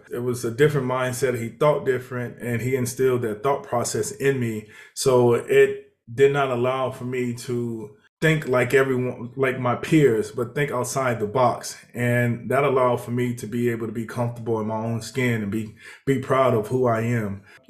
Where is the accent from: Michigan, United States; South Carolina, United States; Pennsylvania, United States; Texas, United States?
Texas, United States; Houston; also born or lived in Mississippi; I grew up in Houston, Texas. Well, actually, we moved a lot. So I lived in Mississippi at the beginning of my life. I spent a lot of my years growing up in Houston, Texas.